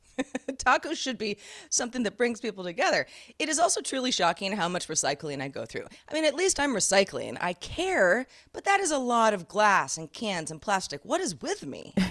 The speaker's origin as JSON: {"language": "English", "town": "Sebastopol", "region": "California", "country": "United States", "tie": "born or raised there", "said": "I grew up in Sebastopol, California"}